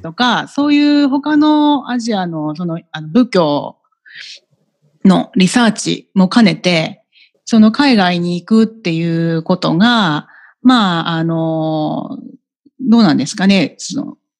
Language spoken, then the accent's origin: Japanese; Tokyo, Japan; also born or lived in Shinagawa, Tokyo; 世田谷区で育ちました